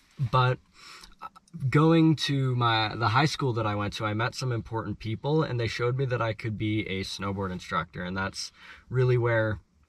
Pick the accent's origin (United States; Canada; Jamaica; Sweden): Canada; Edmonton, Alberta; So basically, we both come from Edmonton, so where the company starts, and the CEO as well. So we're all from Edmonton, and my journey starts in Edmonton. At about 8 years old, I picked up a snowboard.